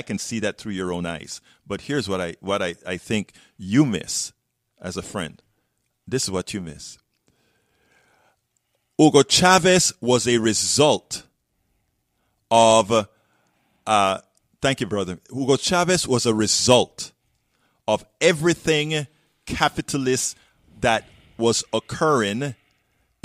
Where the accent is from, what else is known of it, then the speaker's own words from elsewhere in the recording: Panama; I'm from Panama.